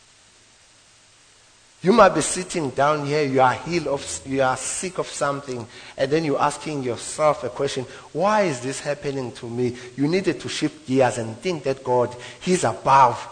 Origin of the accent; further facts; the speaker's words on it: South Africa; now in Witbank, South Africa; I'm moving houses from White Bank to Embo, where I grew up, to one room, one bedroom, from three bedroom